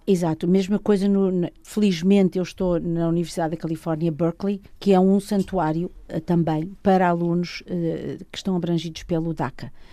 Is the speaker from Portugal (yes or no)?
yes; Lisbon, Portugal; moved away; Nasci em Arroios, num edifício ao lado do Registro Civil